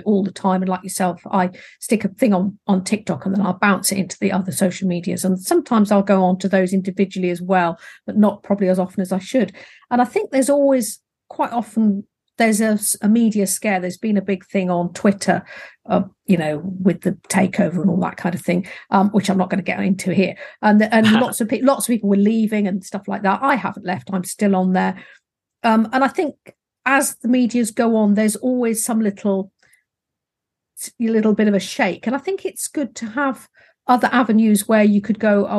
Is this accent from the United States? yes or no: no; England, United Kingdom; accent: English; my English accent